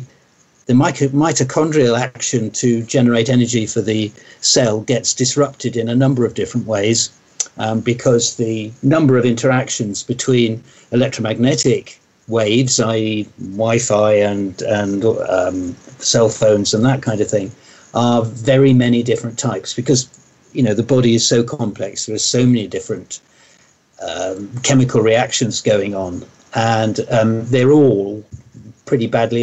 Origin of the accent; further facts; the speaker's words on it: near Oxford, South East England, United Kingdom; also born or lived in Sweden; I grew up near Oxford, and I've lived most of my life in England